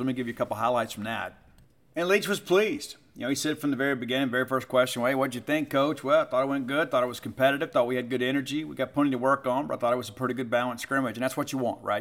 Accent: Kent, Mississippi, United States; Kent, Mississippi, my original hometown. I was born in Kent.

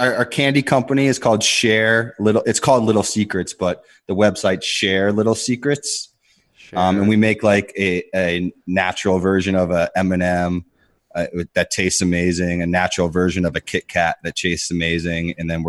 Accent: Pittsburgh, Pennsylvania, United States; born there; Yeah, I was born in Pittsburgh, so I'm a big Steelers fan.

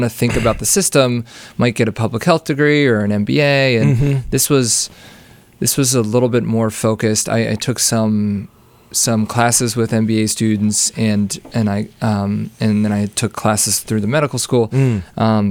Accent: Wilkes-Barre, Pennsylvania, United States; now in Evanston, United States; I grew up in Pennsylvania.

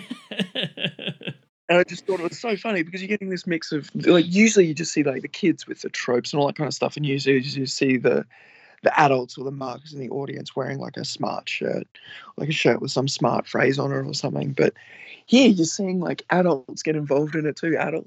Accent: Australia; moved away; people find out I'm Australian after I open my mouth

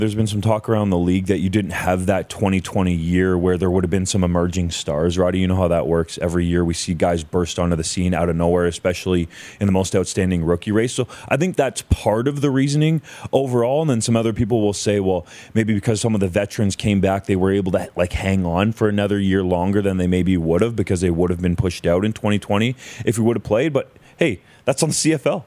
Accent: Ontario, Canada; grew up in Ontario

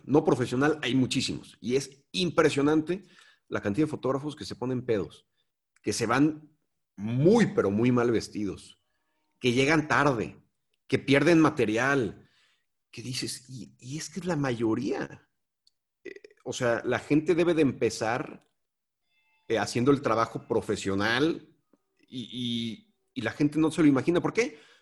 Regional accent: Mexico; vengo de México

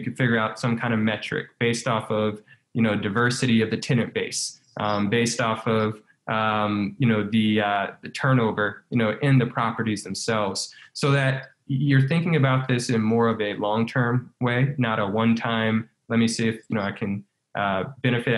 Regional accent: Baton Rouge, Louisiana, United States; my hometown of Baton Rouge

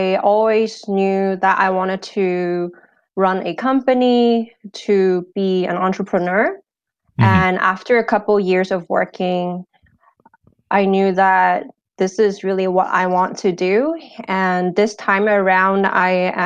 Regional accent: San Jose, California, United States; also born or lived in Hong Kong; I moved to California, San Jose, California, when I was 11. And I pretty much grew up in California

